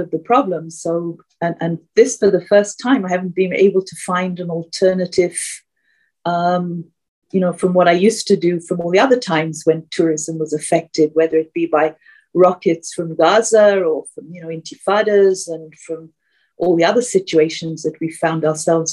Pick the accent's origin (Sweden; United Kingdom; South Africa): United Kingdom; England; accent: British; moved away as an adult; also born or lived in Texas / London; now in Israel; I'd been to a Church of England school in England